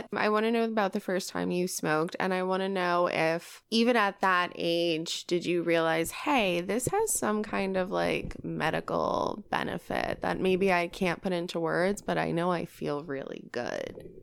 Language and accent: English; New York, United States; now in Los Angeles, United States; I come from a fantastic city. Yeah, New York.